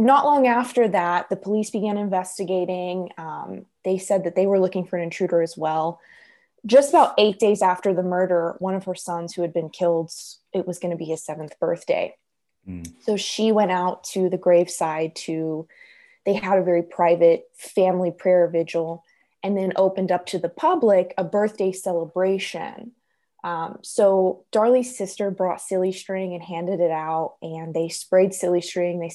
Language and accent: English; near Dallas-Fort Worth, Texas, United States; right outside my hometown